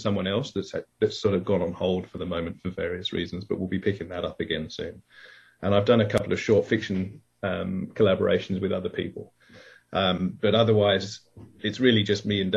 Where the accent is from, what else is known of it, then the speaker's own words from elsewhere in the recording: England, United Kingdom; now in Australia; I am English. So I was born in England, even though I've been Australian now for a long time